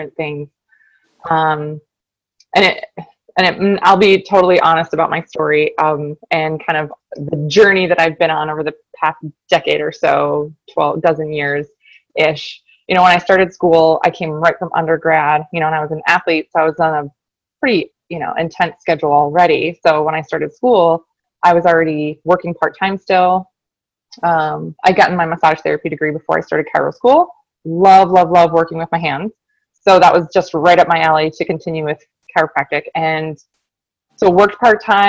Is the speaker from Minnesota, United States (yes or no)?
yes; Minneapolis, Minnesota, United States; also born or lived in Michigan; I'm from the Twin Cities, Minnesota, born and raised